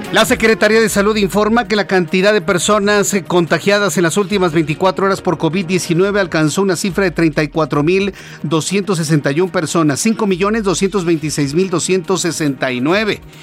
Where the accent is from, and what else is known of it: Mexico